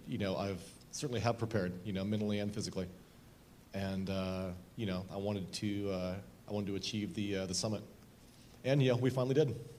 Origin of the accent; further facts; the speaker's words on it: Southern Oregon, United States; I grew up in Southern Oregon